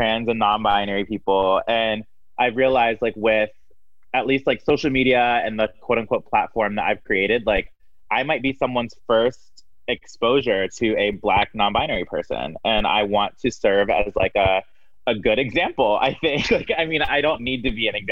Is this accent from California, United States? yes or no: no; Maryland, United States; moved away as an adult; also born or lived in Miami; now in Chicago, United States; I grew up in Maryland